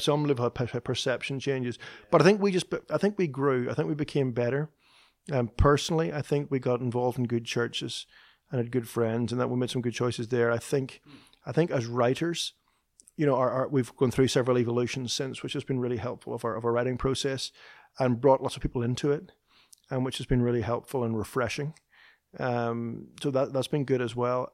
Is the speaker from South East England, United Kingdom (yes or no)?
no; Northern Ireland, United Kingdom; moved away as an adult; now in Nashville, United States; Chris and I both grew up in the north of Ireland